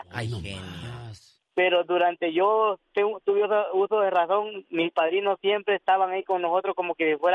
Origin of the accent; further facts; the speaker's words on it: San José de la Montaña, La Paz, El Salvador; now in Denver, United States; yo soy del Salvador